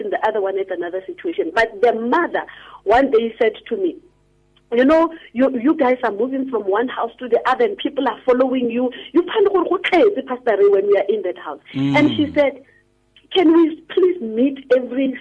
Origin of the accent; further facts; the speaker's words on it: Rustenburg, North West, South Africa; When I was growing up in Rustenburg